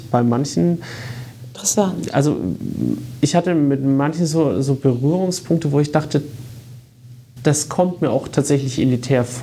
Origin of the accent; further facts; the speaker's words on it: Würzburg, Bavaria, Germany; moved away as an adult; also born or lived in Dortmund; ich bin ursprünglich aus Würzburg. Würzburg. Würzburg und habe dann in Dortmund studiert.